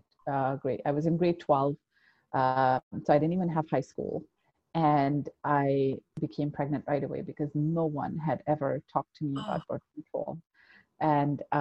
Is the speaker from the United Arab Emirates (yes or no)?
yes; Abu Dhabi, United Arab Emirates; moved away; also born or lived in Pakistan; I was growing up like, a typical teenager, whatever that looked like, and back in the day in the 90s in Abu Dhabi. I'm originally from Pakistan. That's where I was born.